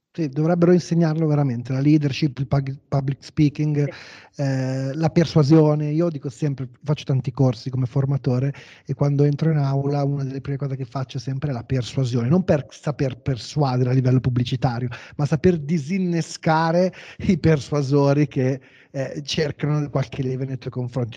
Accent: Como, Lombardy, Italy; io sono di Como

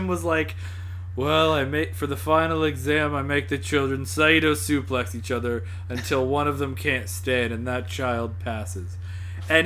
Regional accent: the South, United States; I'm from the South

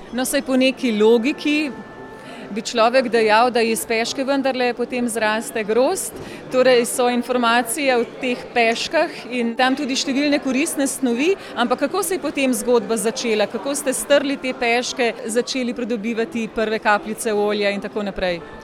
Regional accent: Slovenia

